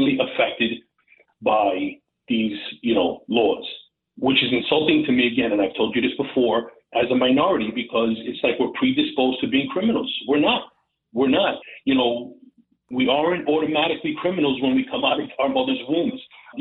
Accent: New York City, New York, United States; as a New Yorker, as a native New Yorker

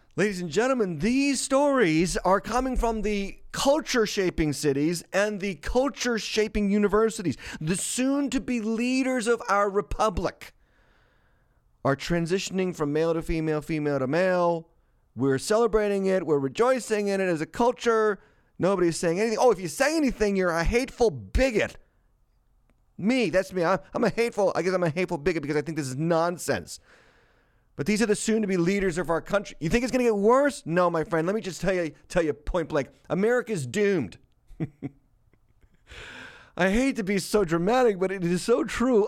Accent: Massachusetts, United States; moved away as an adult; I was born and raised in Massachusetts

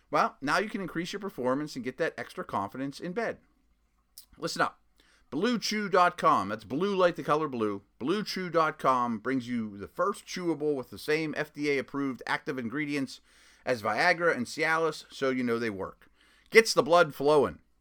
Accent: Pittsburgh, Pennsylvania, United States; I was from Pittsburgh

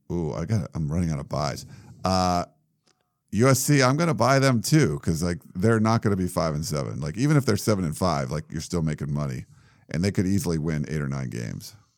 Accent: New England, United States; moved away; growing up in New England, there, you know, my little town of, like, thirty thousand people had four Dunkin' Donuts in it

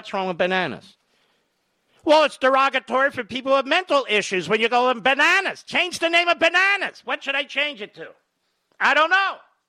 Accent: Philadelphia, Pennsylvania, United States; where I grew up in Philadelphia, that's what we called them.

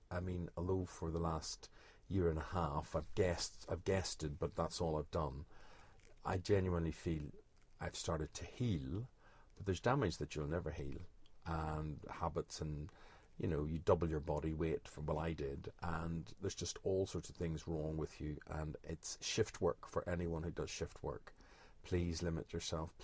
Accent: Belfast, Northern Ireland, United Kingdom; When I was growing up in Belfast

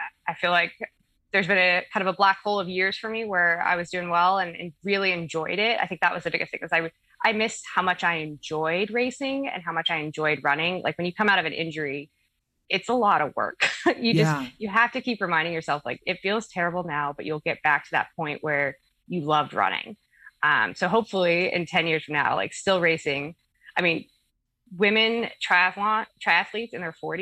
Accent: Alaska, United States; I'm from Alaska

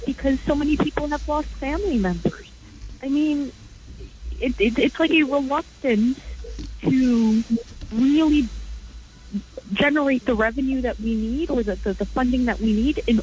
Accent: New York City, New York, United States; as an American and as a New Yorker

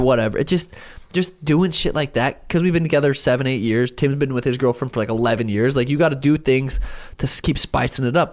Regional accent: Helena, Montana, United States; I grew up in Helena, Montana

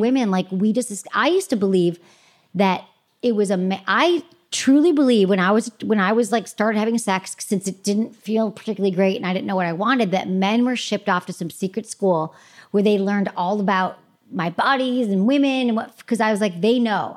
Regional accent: Michigan, United States; moved away as an adult; also born or lived in San Francisco; I grew up in Michigan

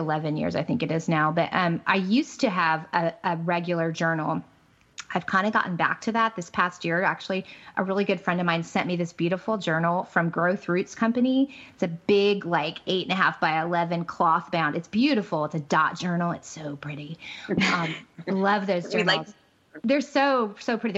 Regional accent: Midwest, United States; now in Central Florida, United States; I grew up in the Midwest, which, you know, I love my Midwestern roots

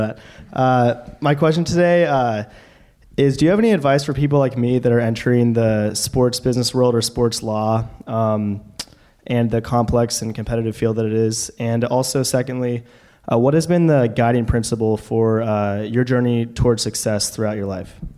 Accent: Portland, Oregon, United States; moved away; I'm from Portland, Oregon

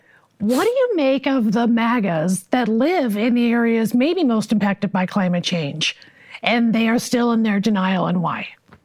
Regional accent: Chicago, Illinois, United States; I'm a Chicagoan.

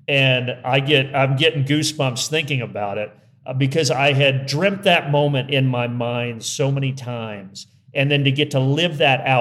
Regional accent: Indiana, United States; I'm from Indiana

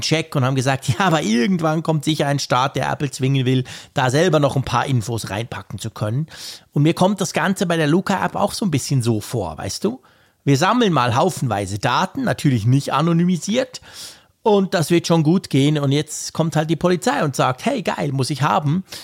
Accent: Switzerland; als Schweizer

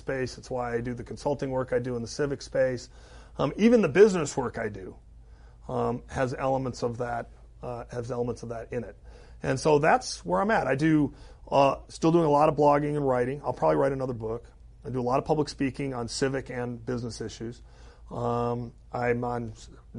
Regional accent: Milwaukee, Wisconsin, United States; the city of Milwaukee, my hometown

